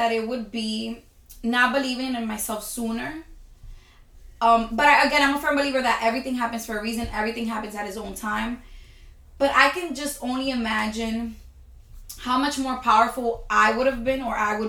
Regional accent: United States; being an American abroad

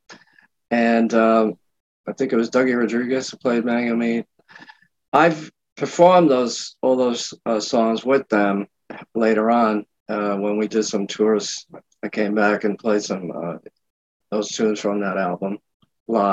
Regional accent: Hoboken, New Jersey, United States; also born or lived in Havana, Cuba / New York; now in Fort Lauderdale, United States; I was born in Havana and actually moved to you know, parents brought me to Hoboken, New Jersey, where I grew up for the first like teenage year, up to teenage years

